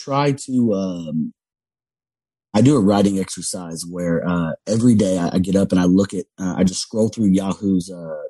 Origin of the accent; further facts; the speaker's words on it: Louisiana, United States; accent: Cajun; but I was around a lot of Cajun people. When I do, I start to pick up my Cajun accent again